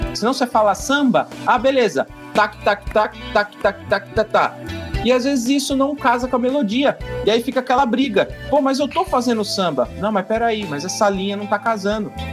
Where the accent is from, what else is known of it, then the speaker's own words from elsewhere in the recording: Peruíbe, São Paulo, Brazil; sou aqui da cidade de Peruíbe